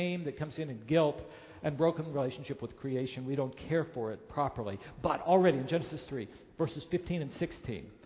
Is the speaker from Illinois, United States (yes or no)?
yes; Chicago, Illinois, United States; being a Chicagoan